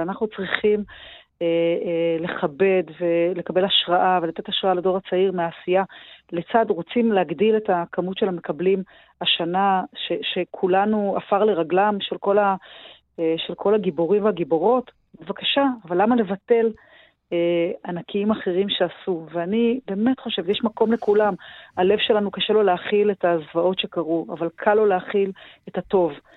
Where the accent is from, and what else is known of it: Israel